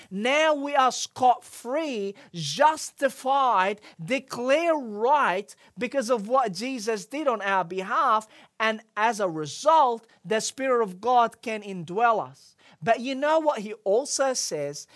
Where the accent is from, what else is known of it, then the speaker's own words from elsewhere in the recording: Egypt; as I was growing up in Egypt, I had a lot of friends who were non-Christians.